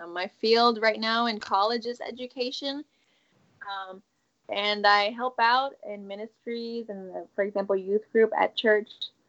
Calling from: North Carolina, United States; I'm calling from North Carolina.

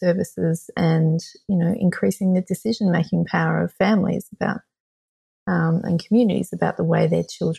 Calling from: Sydney, New South Wales, Australia; I am joining you from Gadigal land, which is the Aboriginal and traditional owners of the land of Sydney, Australia.

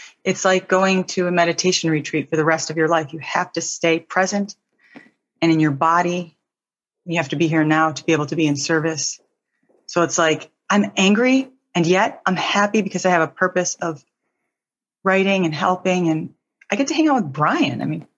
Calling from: California, United States; The East Bay near Oakland, California.

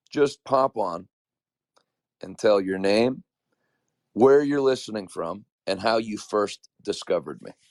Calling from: Texas, United States; I'm listening from Texas

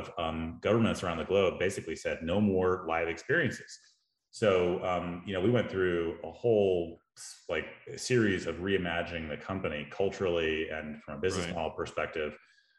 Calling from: Austin, Texas, United States; I am in Austin, Texas, at my house, it's a lovely day.

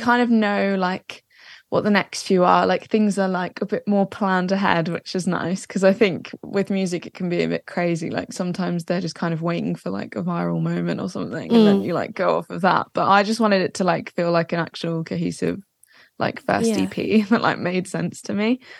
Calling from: Watford, East of England, United Kingdom; Watford, so Watford. Just outside of London.

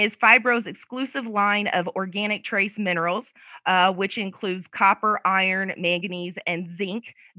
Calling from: Muscatine, Iowa, United States; I'm in Muscatine, Iowa right now. That's where my husband and I have a little farm, and the weather's beautiful.

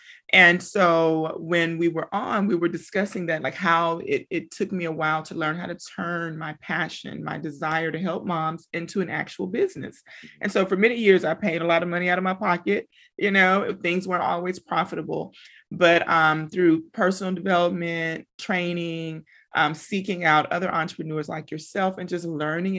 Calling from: McKinney, Texas, United States; So I'm tuning in from McKinney, Texas. That's Dallas, Texas, for those who don't know where McKinney is.

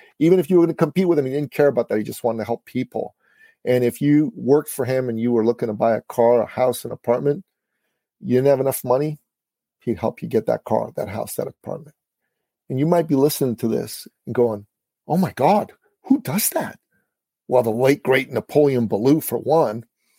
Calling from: Toronto, Ontario, Canada; I'm calling in from the Big Smoke, Toronto, Canada, man, where we just had a snowstorm, an unexpected one.

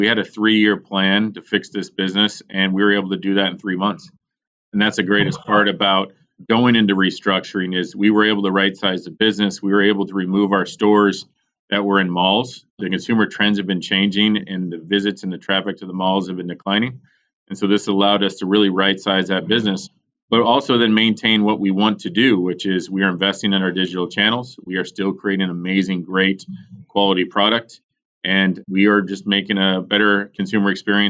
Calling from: Pittsburgh, Pennsylvania, United States; Good old Pittsburgh, Pennsylvania.

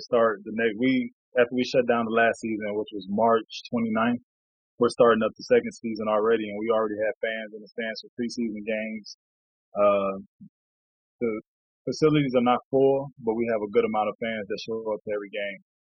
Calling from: Sapporo, Hokkaido, Japan; I'm calling in from Sapporo, Japan. It's on the northernmost island of Japan, island called Hokkaido, city called Sapporo.

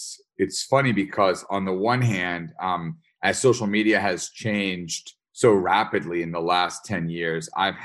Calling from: upstate New York, United States; I am calling in from upstate New York.

